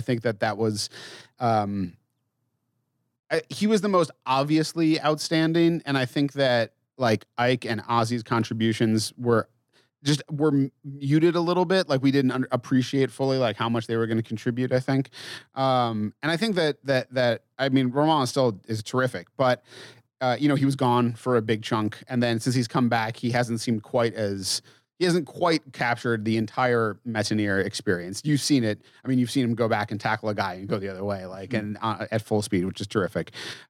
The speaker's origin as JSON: {"language": "English", "region": "Massachusetts", "country": "United States", "said": "I mean, I'm from Massachusetts and I'm from Western Mass, but people, when I went to college, were like, you don't have any accent at all."}